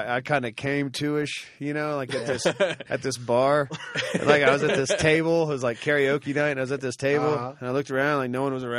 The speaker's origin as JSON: {"language": "English", "country": "United States", "said": "I'm fucking American to the core"}